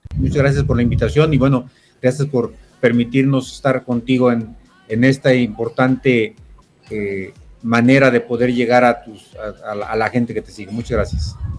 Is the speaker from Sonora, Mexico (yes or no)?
no; Mirandillas, Jalisco, Mexico; also born or lived in Puerto Vallarta / Guadalajara; yo soy originario de un pueblo muy cerca de ahí de Puerto Vallarta, César, como tú sabes, soy de Mirandillas, Jalisco